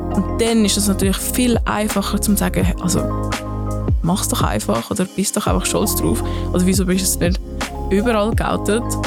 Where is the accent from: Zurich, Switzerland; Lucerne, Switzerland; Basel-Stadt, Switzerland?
Zurich, Switzerland; Affoltern am Albis; accent: Zürichdeutsch; first language Swiss German; ich bin in Zürich aufgewachsen, in Affoltern am Albis